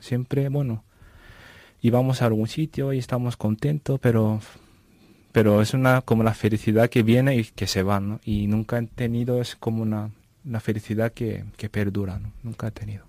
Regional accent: Japan; Spanish is a second language; moved away as an adult; also born or lived in Vancouver, Canada; now in Navamorcuende, Spain; soy japonés y pues mi ciudad se llama Ibaraki, que está cerca de Tokio, centro de Japón.

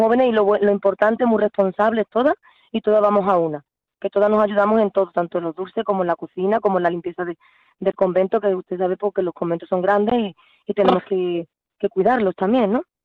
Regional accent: Spain; Yo soy española

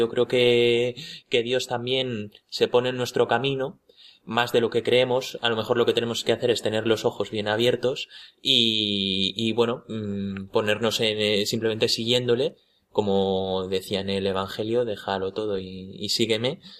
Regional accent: Madrid, Community of Madrid, Spain; Yo soy madrileño también del Retiro y eh, estoy también aquí en la Universidad Autónoma de Madrid estudiando el cuarto curso del doble grado en Derecho y Administración y Dirección de Empresas.

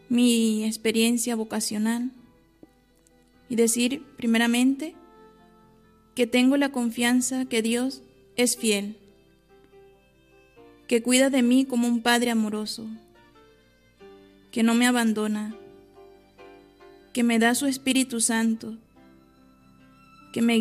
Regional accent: Venezuela; moved away as an adult; now in Onteniente, Spain; Vengo de Venezuela, ya tengo nueve años y medio en este monasterio, actualmente con 30 años de edad.

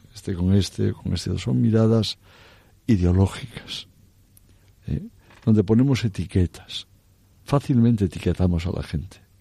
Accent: Cantabria, Spain; moved away as an adult; also born or lived in Oviedo; now in Madrid, Spain; desde la bien aparecida en esa vocación de mi tierra

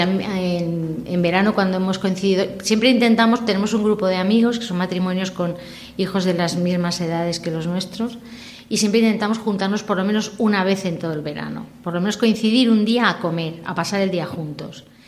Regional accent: Valencian Community, Spain; first language Valencian; Spanish is a second language; en casa somos valenciano parlantes pues, tanto por mi padre como mi familia paterna

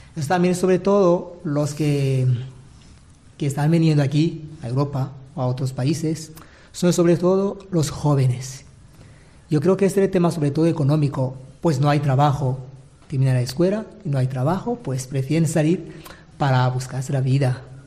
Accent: Bururi Province, Burundi; moved away as an adult; now in Manises, Spain; Soy de Burundi, pues de la diócesis de Bururi por el sur del país

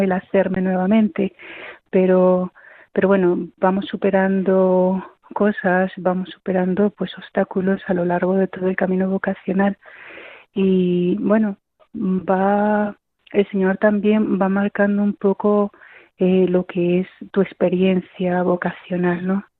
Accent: Peru; moved away as an adult; also born or lived in Bolivia; now in Consuegra, Spain; Yo soy de Perú, tengo 42 años y llevo aquí en el Carmelo de Consuegra 16

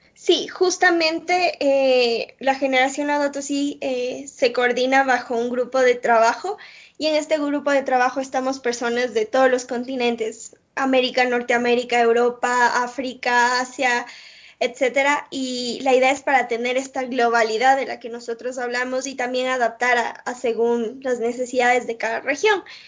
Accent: Ecuador; soy de Ecuador

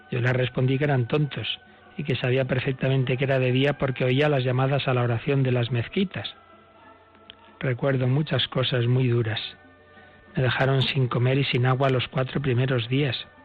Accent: Baghdad, Baghdad Governorate, Iraq; born there; nací en Bagdad en 1972.

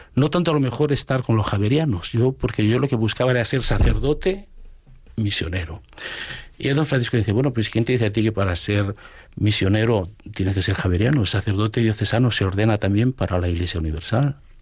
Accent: Asturias, Spain; moved away; also born or lived in Getafe / Brazil; Yo soy de Asturias, nacido en Asturias, y yo me eduqué con los hermanos de la Salle

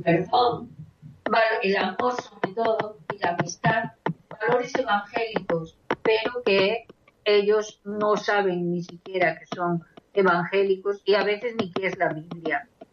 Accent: Zamora, Castile and León, Spain; now in Kyiv, Ukraine; Antonia Estrada y yo somos de Zamora

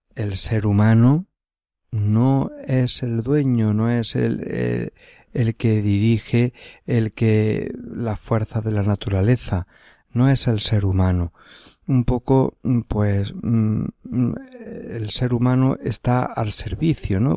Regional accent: Encinas Reales, Andalusia, Spain; also born or lived in Granada; now in Málaga, Spain; Yo soy, pues, eh, nacido en Encinas Reales, en la provincia de Córdoba, diócesis de Córdoba

